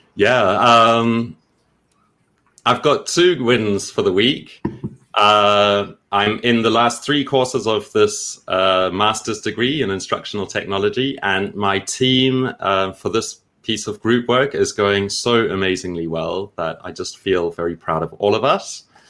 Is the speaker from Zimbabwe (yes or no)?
yes; Zimbabwe; moved away; also born or lived in China / Thailand / Peru; I come from Zimbabwe and I used to teach music in international schools.